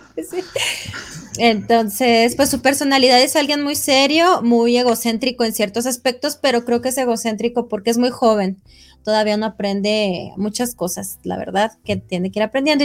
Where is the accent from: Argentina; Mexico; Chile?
Mexico; nosotros como mexicanos